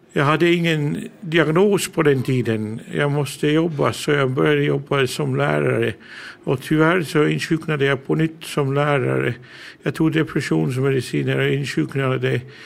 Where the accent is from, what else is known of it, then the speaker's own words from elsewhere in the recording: England, United Kingdom; first language English; Swedish is a second language; moved away as an adult; now in Åland, Finland; Jag är född och uppvuxen i England. Mina föräldrar är härifrån. Mitt modersmål är engelska. Men jag har bott i Finland i över 30 år.